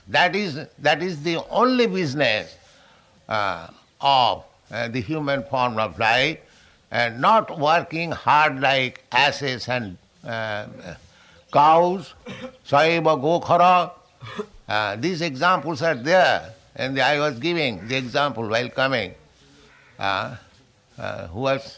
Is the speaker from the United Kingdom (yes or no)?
no; India; Our Indian youths